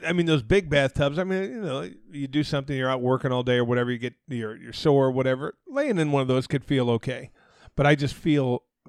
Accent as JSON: {"language": "English", "region": "Arizona", "country": "United States", "said": "I'm from Arizona"}